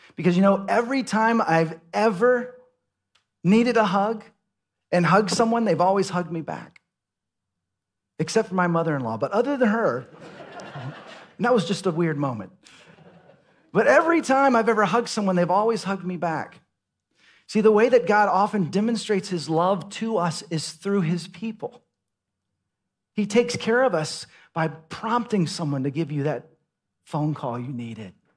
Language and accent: English; Dallas, Texas, United States; moved away as an adult; also born or lived in Seattle / Los Angeles; now in Austin, United States; I grew up in Dallas, Fort Worth